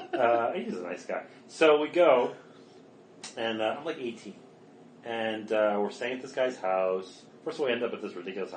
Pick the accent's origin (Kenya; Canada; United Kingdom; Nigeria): Canada; Montreal, Quebec; And I grew up in Montreal.